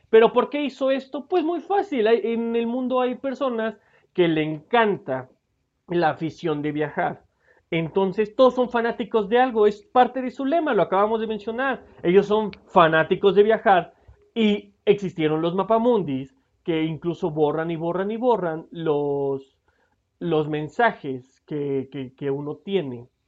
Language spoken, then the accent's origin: Spanish; Mexico; es, una sorpresa que yo soy mexicano y que me encantó los detalles de cómo le prestaron atención a este Funko.